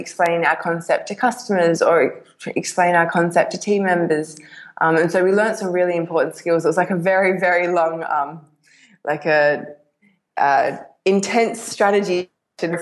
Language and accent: English; Perth, Western Australia, Australia; I'm from Perth, which happens to be the most isolated city in the world.